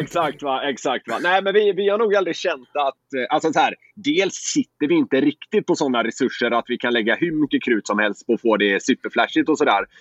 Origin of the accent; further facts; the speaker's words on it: Gothenburg, Västra Götaland, Sweden; moved away as an adult; also born or lived in Kalmar; now in Stockholm, Sweden; jag är göteborgare